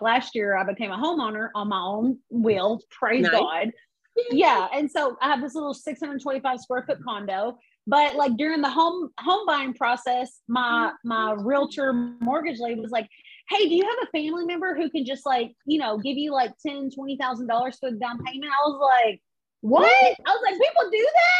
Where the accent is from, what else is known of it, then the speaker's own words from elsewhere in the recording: Arkansas, United States; now in Atlanta, United States; growing up in Arkansas and stuff, you know, I come from absolutely nothing